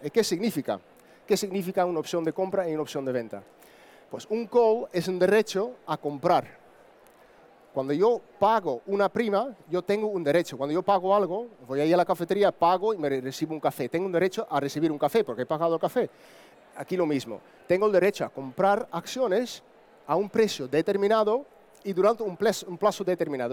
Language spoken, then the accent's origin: Spanish; Netherlands; Spanish is a second language; moved away as an adult; now in Andalusia, Spain; soy holandés, entonces vivo casi 18 años en España pero si me escucho un acento un poco distinto